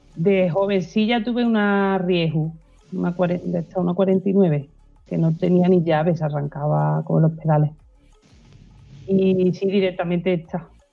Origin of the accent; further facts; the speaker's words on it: Estepa, Andalusia, Spain; soy sevillana pura y dura.